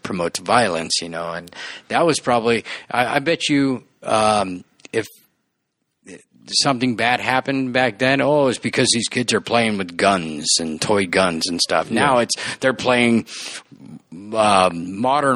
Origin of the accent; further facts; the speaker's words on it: La Habra, California, United States; also born or lived in West Covina / Pomona; I was born here, grew up in La Habra